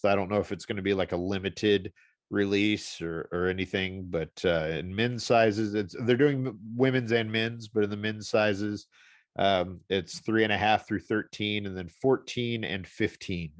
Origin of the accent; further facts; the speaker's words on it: St. Louis, Missouri, United States; living in Saint Louis, growing up in Saint Louis